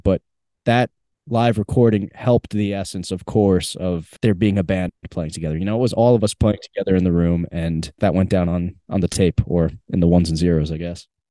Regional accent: Long Island, New York, United States; also born or lived in Asbury Park; we're both from Long Island.

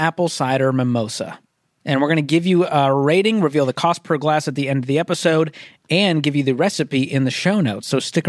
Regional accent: Boston, Massachusetts, United States; moved away; also born or lived in the South; I'm from Boston, but now that I've been in the South

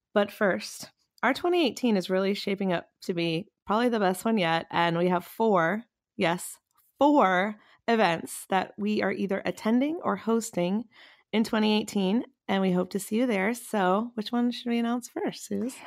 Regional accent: North Carolina, United States; North Carolina, my home state

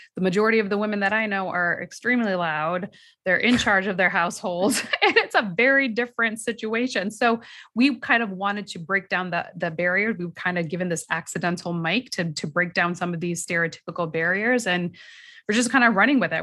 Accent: United States; we as American Muslim women and mothers in this country, meaning our parents might have come from another country, but we were born and raised here

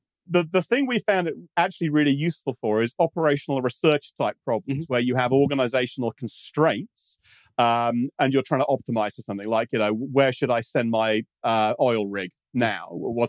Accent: United Kingdom; Being British, I call that Z3, yeah.

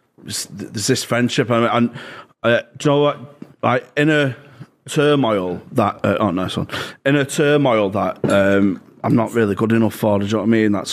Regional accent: Gorton, North West England, United Kingdom

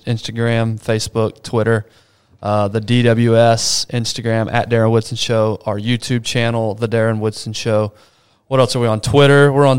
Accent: Brazil; I was born in Brazil. My parents grew me up in an environment, third world country, a lot of poor people.

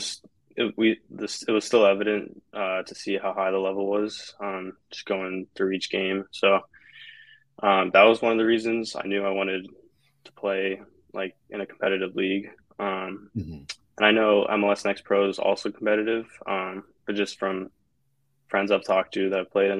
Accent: West Coast, United States; moved away as an adult; also born or lived in Colorado; now in Atlanta, United States; I grew up on the West Coast

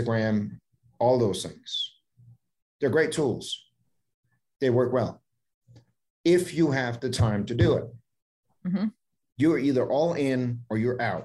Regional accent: Denmark; moved away; I'm born and raised in Denmark, but when I visit family, I bring my laptop with me and I can sit at home in Denmark

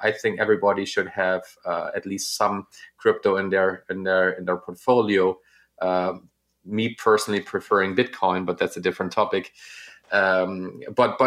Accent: Northern Germany, Germany; I'm from Northern Germany

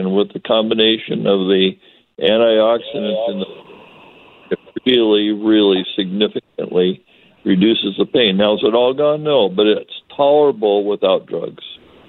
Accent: Spokane, Washington, United States; now in Birch Bay, United States; I was from Spokane, live in Birch Bay now, played some hockey.

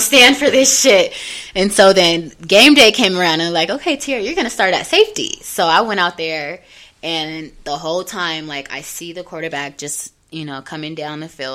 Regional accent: Denver, Colorado, United States; I'm from Montbello

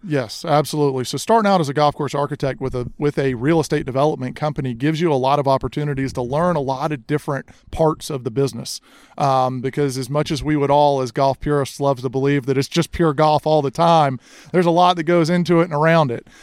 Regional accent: Charleston, South Carolina, United States; I grew up here in Charleston, grew up in the golf industry.

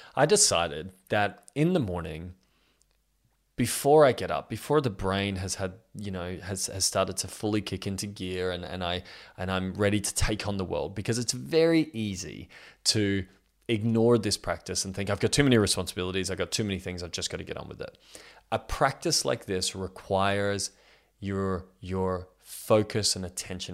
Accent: Australia; I'm 32 years old and I'm from Australia.

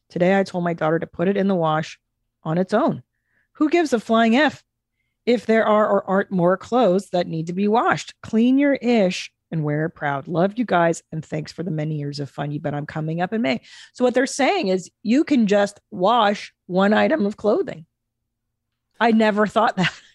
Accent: Los Angeles, California, United States; some other places I frequented as a child growing up in the San Fernando Valley

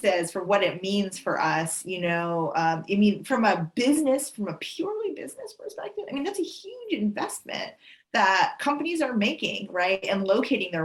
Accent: East Coast, United States; I was born in the East Coast

